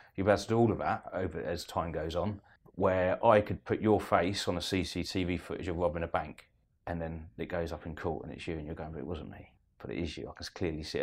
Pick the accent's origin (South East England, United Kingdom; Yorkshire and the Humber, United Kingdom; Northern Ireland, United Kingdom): South East England, United Kingdom; Eastbourne; I'm from Eastbourne